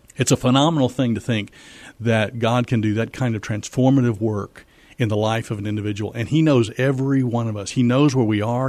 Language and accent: English; Missouri, United States; moved away as an adult; also born or lived in Fort Worth, Texas; now in San Antonio, United States; Yeah, so I grew up in Missouri, actually